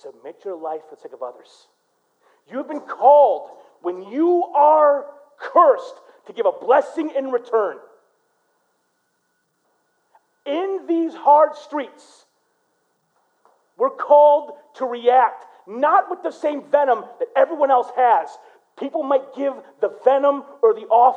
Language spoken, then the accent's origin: English; Flint, Michigan, United States; I grew up in Flint